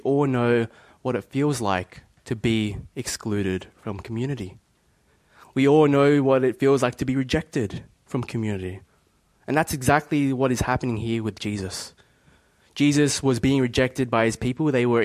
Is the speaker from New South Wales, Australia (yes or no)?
yes; Bankstown, New South Wales, Australia; I grew up in Bankstown